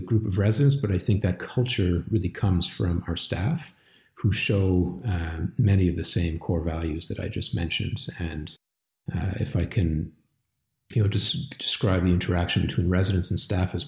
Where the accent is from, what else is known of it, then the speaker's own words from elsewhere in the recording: Montreal, Quebec, Canada; moved away as an adult; now in Calgary, Canada; I come from Montreal